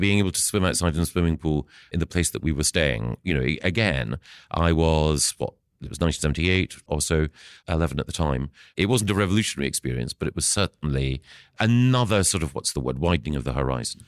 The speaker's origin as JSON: {"language": "English", "town": "Aberdeen", "region": "Scotland", "country": "United Kingdom", "tie": "born or raised there", "also_born_or_lived": "Edinburgh", "moved": "yes", "said": "I was born in Aberdeen"}